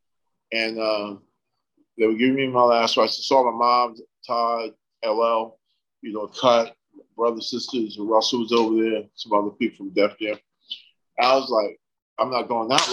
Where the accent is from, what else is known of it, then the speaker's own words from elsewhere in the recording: U.S. Virgin Islands; now in United States; I'm from the Caribbean, right? St. Thomas, you know, down by Puerto Rico